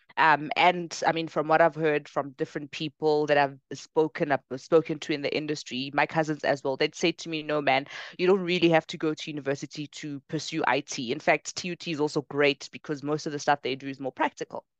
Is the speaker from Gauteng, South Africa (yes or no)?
yes; Bronkhorstspruit, Gauteng, South Africa; also born or lived in Ekangala / Pretoria; I actually grew up in Ekangala for the first part of my life, ah, yeah. small township outside of Bronkhorstspruit